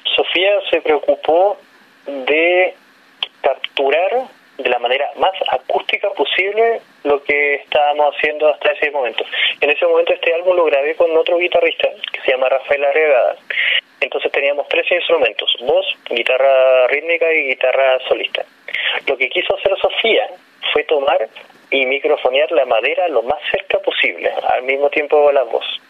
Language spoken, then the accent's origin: Spanish; Tierra del Fuego, Magallanes and Chilean Antarctica, Chile; evidentemente soy de allá, de Tierra del Fuego